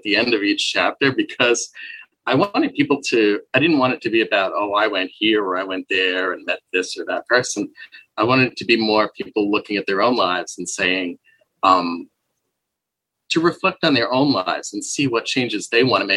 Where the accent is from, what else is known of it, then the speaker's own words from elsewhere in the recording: Babylon, New York, United States; moved away; also born or lived in Kansas; I'm actually from Long Island, New York. So just outside of New York City.